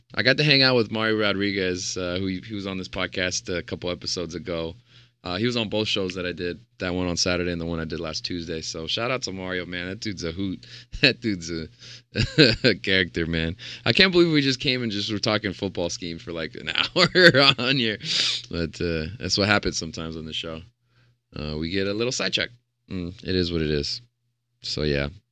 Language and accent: English; Stockton, California, United States; also born or lived in Phoenix, Arizona; Stockton, my, uh, my hometown where I grew up